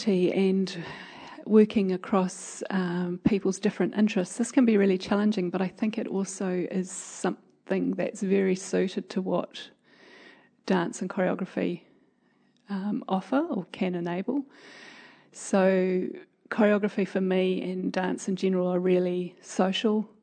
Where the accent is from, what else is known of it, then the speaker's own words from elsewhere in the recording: Piopio, Waikato, New Zealand; also born or lived in Auckland; where I grew up in Peel Peel.